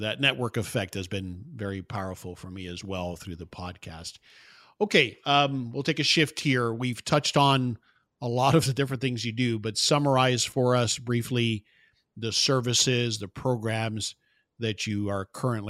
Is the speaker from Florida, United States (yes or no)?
yes; Florida, United States; now in Dallas, United States; yeah, I'm from Florida originally, and we're probably going to be going back that way soon. We're in Dallas now